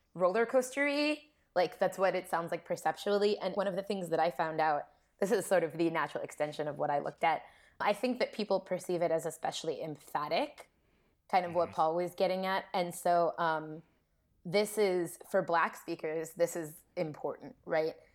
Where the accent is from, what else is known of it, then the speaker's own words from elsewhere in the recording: Columbus, Ohio, United States; moved away as an adult; also born or lived in New York; I grew up in Columbus, Ohio, so not so far from Kentucky